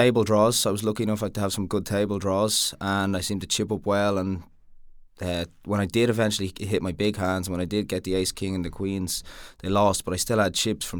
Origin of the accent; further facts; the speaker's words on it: Dublin, Leinster, Ireland; my hometown of Dublin